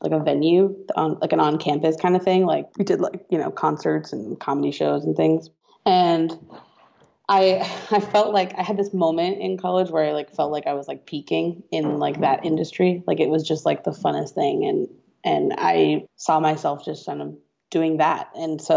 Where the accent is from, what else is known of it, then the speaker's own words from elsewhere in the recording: outside of Boston, Massachusetts, United States; moved away as an adult; also born or lived in Oakland; I'm from outside of Boston. I went to school in Boston